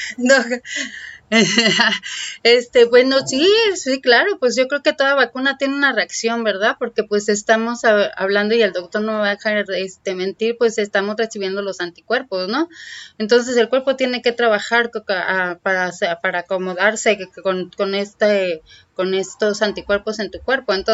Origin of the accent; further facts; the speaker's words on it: Mexico City, Mexico; now in Tijuana, Mexico; Te lo digo porque yo vengo de la Ciudad de México y a mí me han recibido de una manera suave